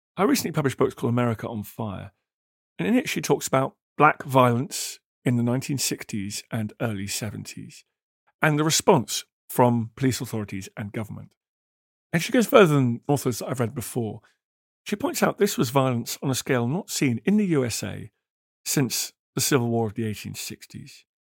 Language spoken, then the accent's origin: English; United Kingdom; as a Brit